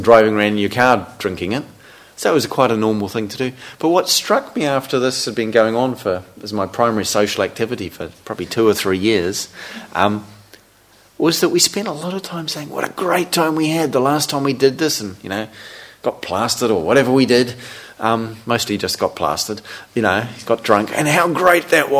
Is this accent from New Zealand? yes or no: yes; New Zealand; growing up in New Zealand, living in a small country town